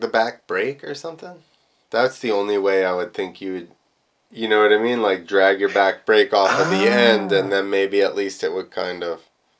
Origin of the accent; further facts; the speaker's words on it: United States; I'm from America